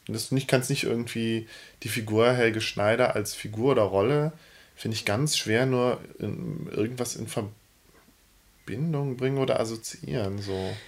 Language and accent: German; Cologne, North Rhine-Westphalia, Germany; als äh, Kölner